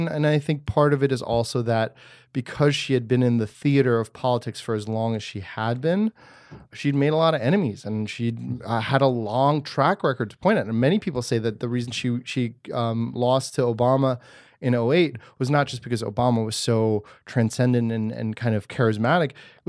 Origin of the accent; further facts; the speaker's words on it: Germany; born there; I'm also not born of this land. I was born in Germany.